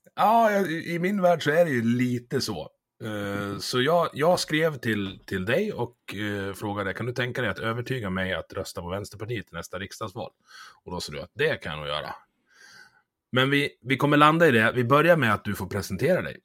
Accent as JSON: {"language": "Swedish", "town": "Leksand", "region": "Dalarna County", "country": "Sweden", "said": "jag kommer från Leksand"}